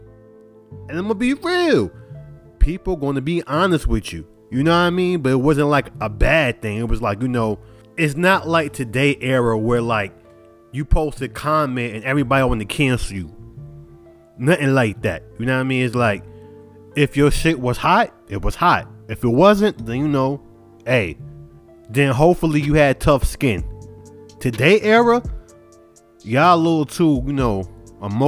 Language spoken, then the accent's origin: English; New York, United States; I'm from New York and I'm supposed to stick with everything New York